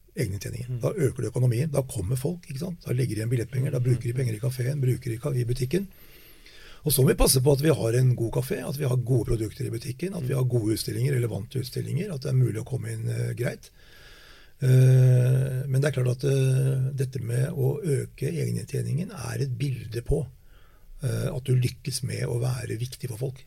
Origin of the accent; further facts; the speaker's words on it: Norway; vi oppfatter oss selv som nordmenn